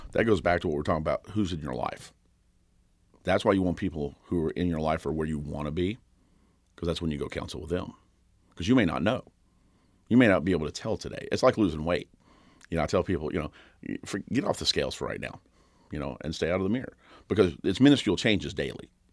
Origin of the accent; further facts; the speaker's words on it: Kentucky, United States; I grew up in Kentucky, and, uh, Rough River was right down the road